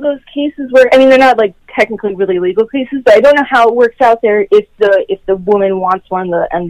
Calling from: Los Angeles, California, United States; I'm doing great. Calling from Los Angeles.

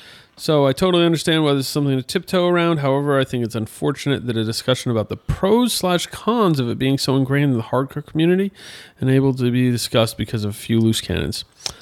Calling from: Illinois, United States; I'm from the Quad Cities, Illinois side, about 2.5 hours west of Chicago on the Mississippi River.

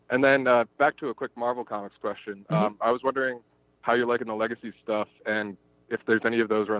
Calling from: Providence, Rhode Island, United States; I'm calling Rhode Island, Providence, Rhode Island.

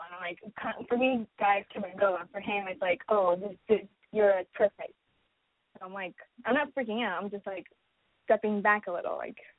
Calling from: Los Angeles, California, United States; I am 22, going to be 23, and I'm from Los Angeles.

